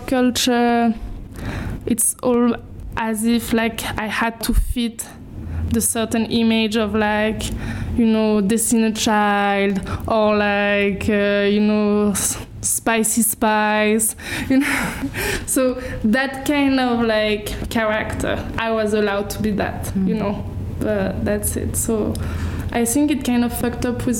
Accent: Paris, Île-de-France, France; I grew up in Paris

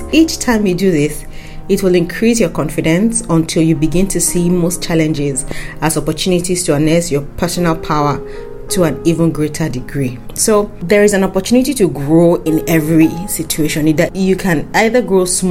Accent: Nigeria; as a Nigerian

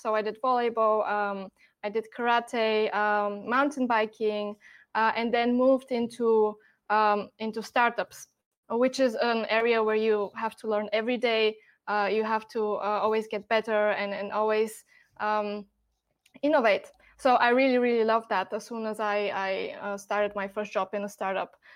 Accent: Bulgaria; moved away as an adult; now in Germany; I'm born and raised in Bulgaria, um, and then a couple of years ago, I moved to Germany

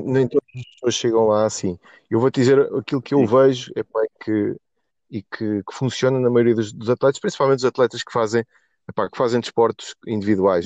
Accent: Portugal; a pior coisa que me podem fazer enquanto português

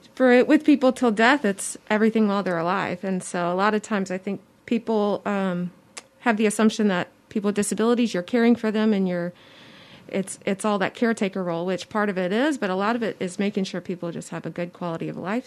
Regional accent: Mobile, Alabama, United States; I was born and raised in Mobile

